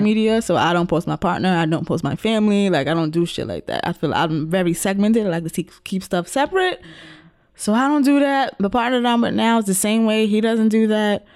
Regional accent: New York City, New York, United States; being a New Yorker

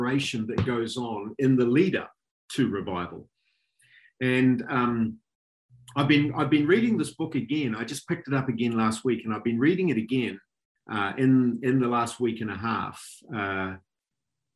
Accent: Auckland, New Zealand; moved away as an adult; now in Tauranga, New Zealand; I grew up in Auckland, so I'm very fond of Auckland.

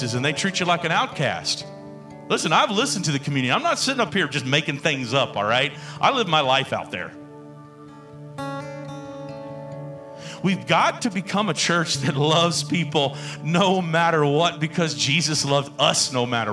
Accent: the South, United States; also born or lived in Houston, Texas / Georgia; I grew up in the South

